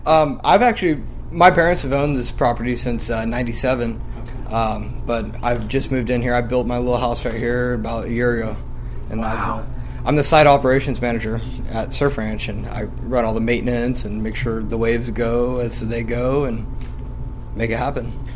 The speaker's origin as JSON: {"language": "English", "town": "Lemoore", "region": "California", "country": "United States", "said": "I'm 20 years old, and I'm from Lemoore, California"}